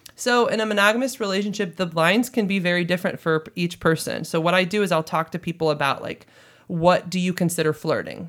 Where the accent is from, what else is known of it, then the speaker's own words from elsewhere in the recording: St. Louis, Missouri, United States; also born or lived in Hawaii; I'm actually from Saint Louis, Missouri, right here